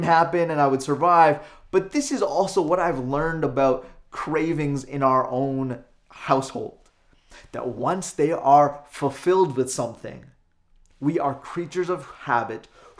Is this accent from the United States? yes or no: no; Calgary, Alberta, Canada; now in Lower Mainland, Canada; Born and raised in Calgary and Alberta, now living here in the Lower Mainland